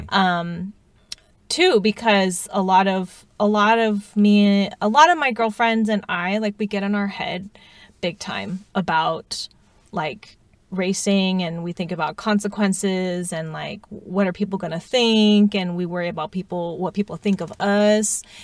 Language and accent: English; United States; being Asian American